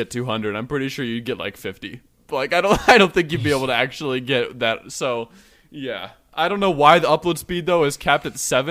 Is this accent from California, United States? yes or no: no; Ohio, United States; I'm from Ohio